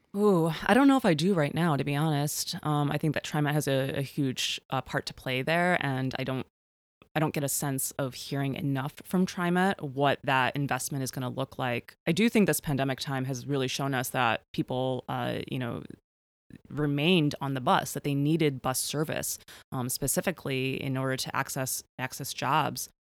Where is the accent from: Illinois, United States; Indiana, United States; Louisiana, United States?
Illinois, United States; Chicago; growing up in Chicago